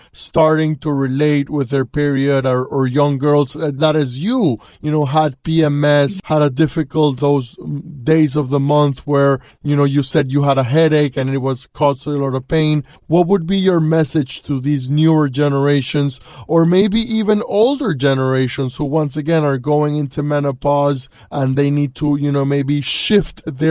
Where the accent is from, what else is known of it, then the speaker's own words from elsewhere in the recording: Panama; we're both from Panama